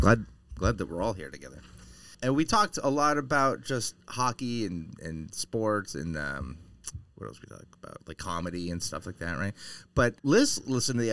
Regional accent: Concord, New Hampshire, United States; I grew up in Concord, New Hampshire

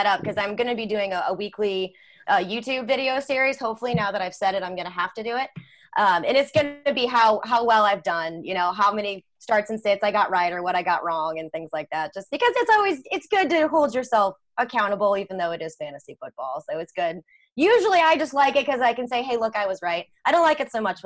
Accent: St. Louis, Missouri, United States; born and raised in St. Louis

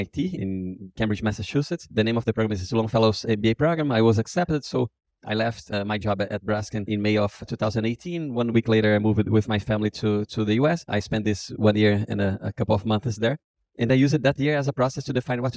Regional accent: Brazil; I was born and raised in Brazil

